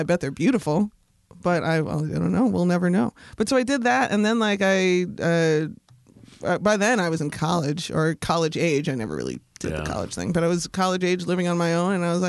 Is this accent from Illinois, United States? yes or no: yes; Chicago, Illinois, United States; when I was growing up on the South Side, it was a very unique part of the city in that that's where the steel mills were.